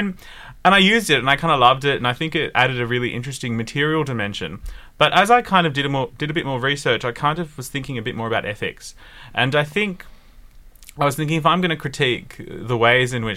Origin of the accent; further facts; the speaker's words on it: Sydney, New South Wales, Australia; I grew up in Western Sydney